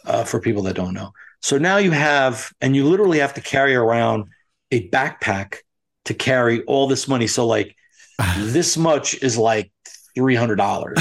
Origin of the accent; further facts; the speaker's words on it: United States; As an American